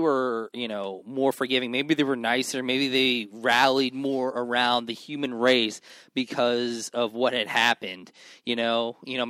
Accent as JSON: {"language": "English", "region": "New York", "country": "United States", "said": "I am from New York, and I have a very old soul."}